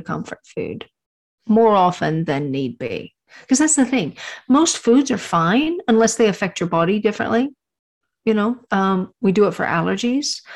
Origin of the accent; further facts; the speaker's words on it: Texas, United States; I'm from Texas. And my grandparents had a ranch.